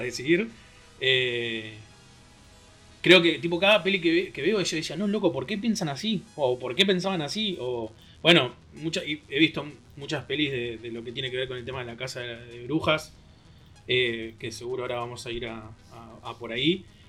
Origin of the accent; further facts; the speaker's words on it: Argentina; folclore de nuestro país